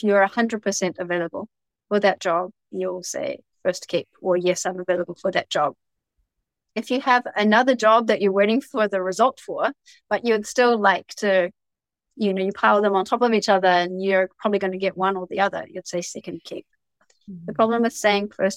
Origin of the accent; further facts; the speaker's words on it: New Zealand; also born or lived in Saitama Prefecture, Japan; now in Japan; I was just born there and raised there